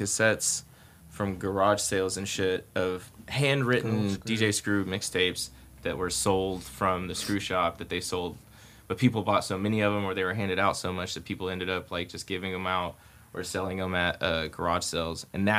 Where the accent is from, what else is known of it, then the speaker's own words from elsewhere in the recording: Oklahoma, United States; also born or lived in Houston, Texas; I'm from Oklahoma, but I lived in Houston for a little bit.